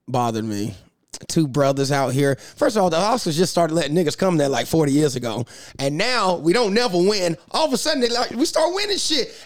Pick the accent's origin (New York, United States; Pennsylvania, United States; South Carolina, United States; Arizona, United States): South Carolina, United States; moved away; I'm from South Carolina